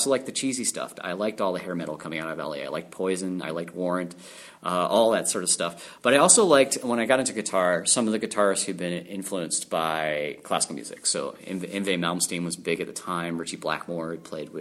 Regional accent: Calgary, Alberta, Canada; I am from Calgary, Alberta, in Canada

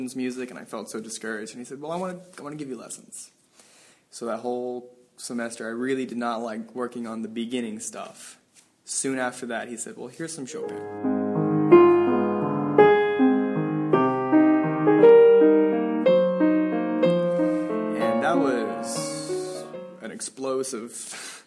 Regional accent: Tallahassee, Florida, United States; moved away; I'm from Tallahassee, Florida.

